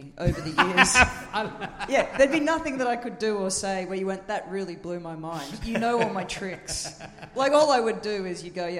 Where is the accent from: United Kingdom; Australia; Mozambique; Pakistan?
Australia